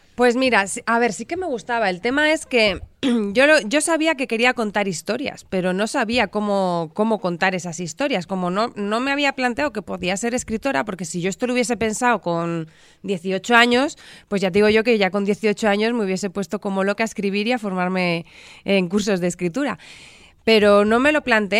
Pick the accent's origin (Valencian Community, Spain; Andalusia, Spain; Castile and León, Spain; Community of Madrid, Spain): Community of Madrid, Spain; Madrid; Yo nací en Madrid